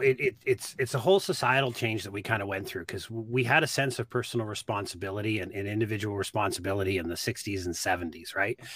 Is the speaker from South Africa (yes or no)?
no; Nova Scotia, Canada; moved away as an adult; also born or lived in Halifax / Auburn; I grew up in the East Coast.